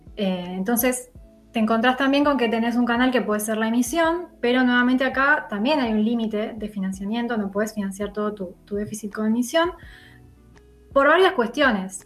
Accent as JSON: {"language": "Spanish", "country": "Argentina"}